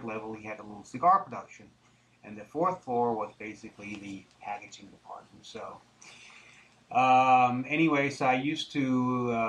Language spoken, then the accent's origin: English; Denmark; also born or lived in Geneva, Switzerland; now in Charlotte, United States; I grew up in Denmark for the most part